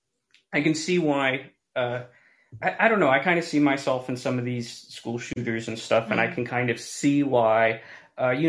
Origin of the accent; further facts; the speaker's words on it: United States; growing up in America, I'm Hispanic